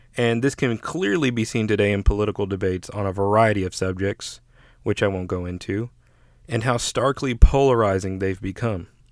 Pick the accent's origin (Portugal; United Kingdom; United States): United States